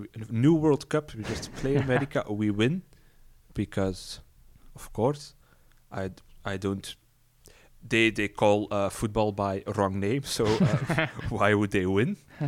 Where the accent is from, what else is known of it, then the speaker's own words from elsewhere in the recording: Belgium; English is a second language; Not that we Belgians are any better.